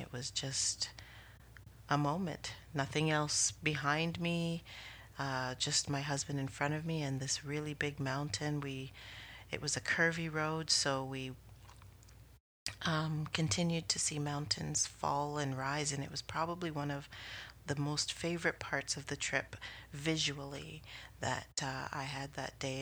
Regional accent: Canada; as a Canadian

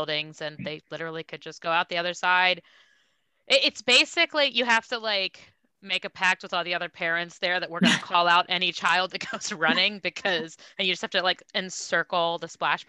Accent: Ohio, United States; I'm from Ohio

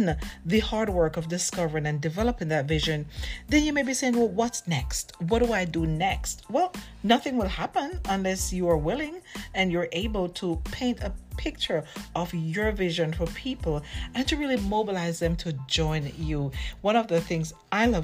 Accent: Jamaica; I'm from Jamaica

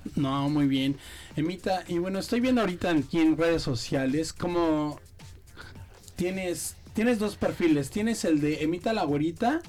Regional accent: Mexico; moved away as an adult; now in Brisbane, Australia; cuando regresé a México

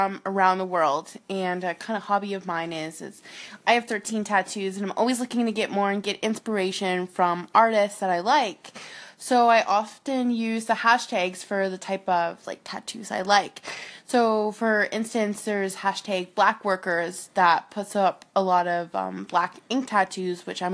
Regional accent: Halifax, Nova Scotia, Canada; now in Edmonton, Canada; I'm originally from Halifax, Nova Scotia, on the east coast of Canada.

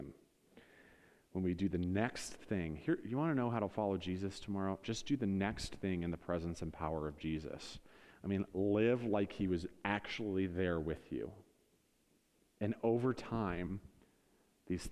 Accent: Northeast Ohio, United States; we're from Northeast Ohio

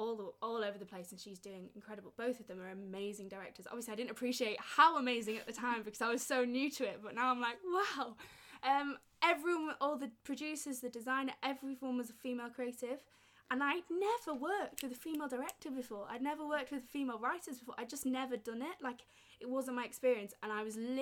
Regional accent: Yorkshire and the Humber, United Kingdom; I'm obviously from Yorkshire

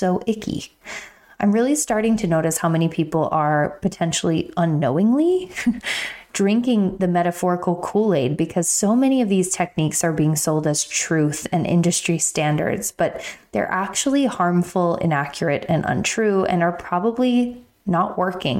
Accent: Pennsylvania, United States; moved away; my hometown in PA

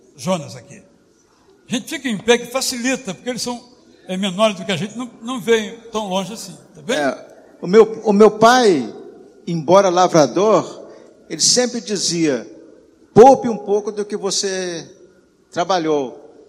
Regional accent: Minas Gerais, Brazil; Eu também sou mineiro

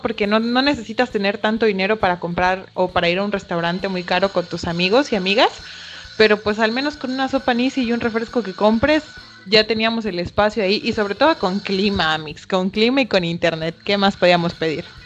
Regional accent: Chiapas, Mexico; como buenos chiapanecos

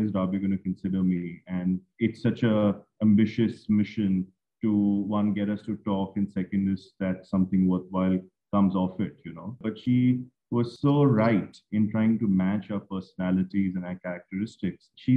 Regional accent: Mumbai, Maharashtra, India; I'm from Bombay

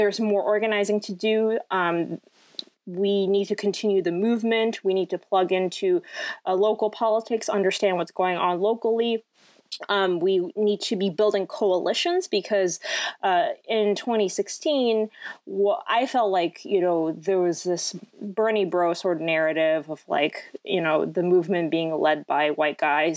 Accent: Hong Kong; moved away as an adult; also born or lived in France / San Francisco; I was actually born in France and I lived there until I was 7, and then I grew up in Hong Kong for the rest of, until I was 18

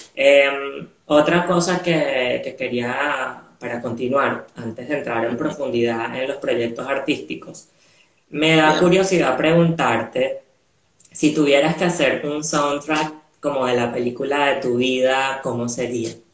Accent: Venezuela; now in Montevideo, Uruguay; creciendo en Venezuela, a pesar de que nací en Venezuela

